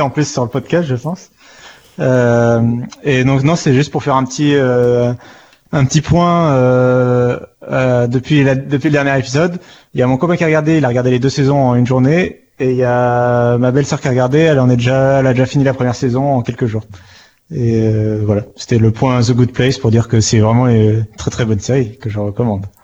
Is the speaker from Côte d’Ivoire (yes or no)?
no; France; on est français